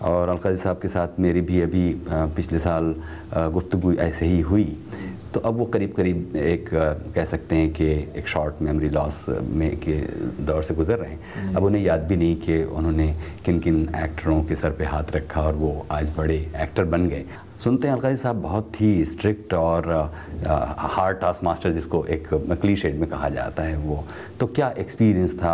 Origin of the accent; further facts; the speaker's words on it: Ludhiana, Punjab, India; लुधियाने का रहने वाला हूँ